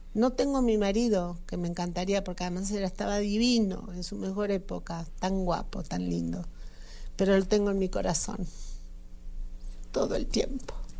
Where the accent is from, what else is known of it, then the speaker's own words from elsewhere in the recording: Argentina; now in Mexico; dedicado a mi país Argentina que nunca la sembré, nunca hice nada en mi país